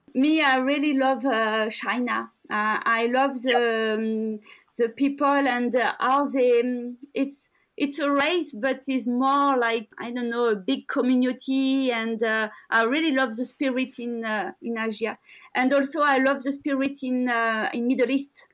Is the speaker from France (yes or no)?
yes; France; I grew up in France